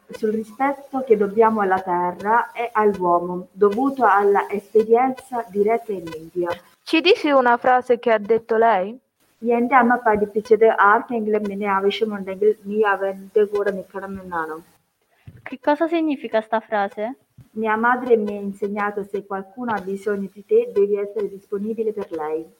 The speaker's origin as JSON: {"language": "Italian", "country": "Bangladesh", "second_language": "Italian", "lives_now": "Italy", "said": "vengo dal Bangladesh."}